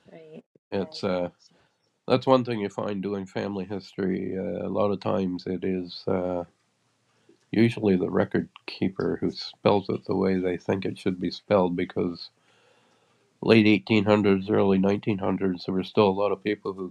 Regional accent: Yarmouth County, Nova Scotia, Canada; moved away; my hometown, my my home was actually not in town, but my home was in Yarmouth County, Nova Scotia

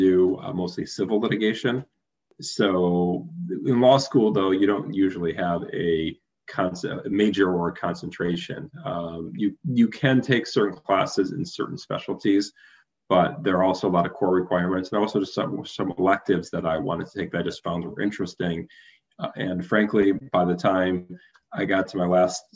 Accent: Detroit, Michigan, United States; growing up in Detroit

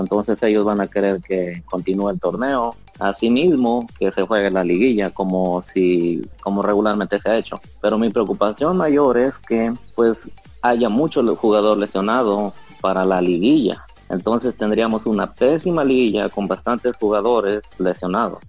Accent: Puebla, Mexico; Yo soy del estado de Puebla

